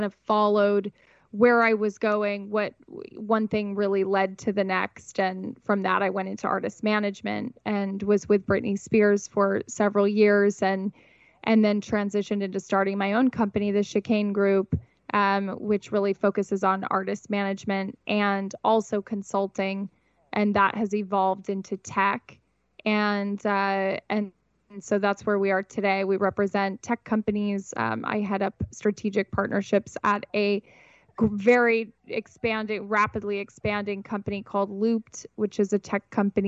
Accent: Montana, United States; moved away as an adult; now in Southern California, United States; I actually grew up born and raised in Montana

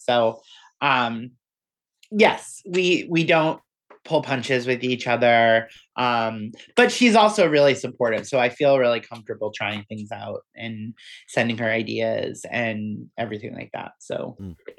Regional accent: Weymouth, Massachusetts, United States; we're all from Weymouth, Massachusetts, which is on the south shore of Boston

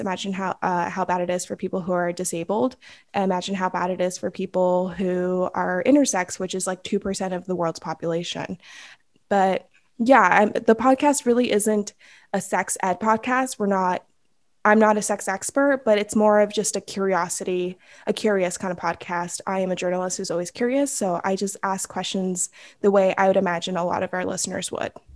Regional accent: Los Angeles, California, United States; I am from the San Fernando Valley in Los Angeles, California

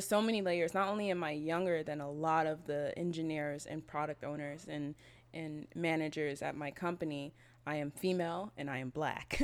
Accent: Berkeley, California, United States; moved away as an adult; also born or lived in Oakland / San Diego; now in Venice, Los Angeles, United States; I grew up in Berkeley

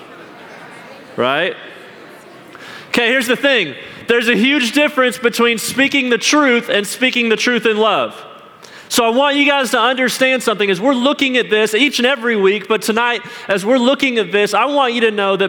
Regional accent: Salt Lake City, Utah, United States; I grew up in Salt Lake City, Utah

